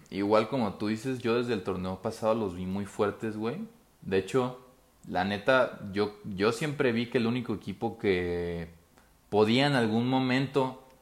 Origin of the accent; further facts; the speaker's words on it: Mexico; como mexicano te puedo decir que el 2014 me gustó más